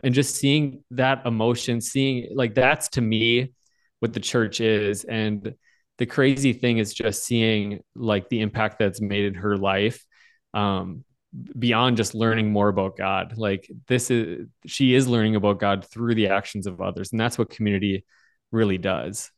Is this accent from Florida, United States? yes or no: no; Bismarck, North Dakota, United States; now in Fargo, United States; I grew up at Evangel in Bismarck, North Dakota.